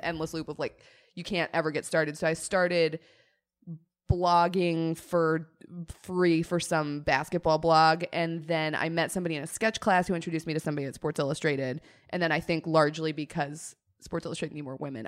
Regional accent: Colorado, United States; growing up in Colorado around Broncos culture

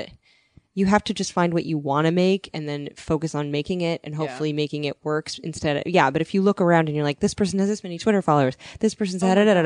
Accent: Missouri, United States; now in Los Angeles, United States; so where are you from well, I'm from Missouri like in LA where are you from

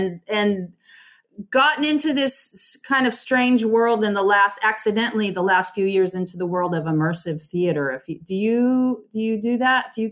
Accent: California, United States; also born or lived in Arizona

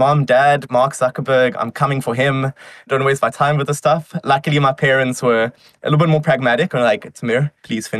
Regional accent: Johannesburg, Gauteng, South Africa; moved away; I am originally from South Africa. I was born in Johannesburg.

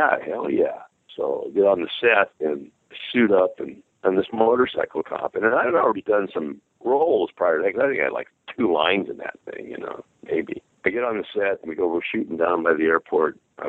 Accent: San Diego, California, United States; as a kid growing up in San Diego, we were fight fans. I used to see him fight on TV.

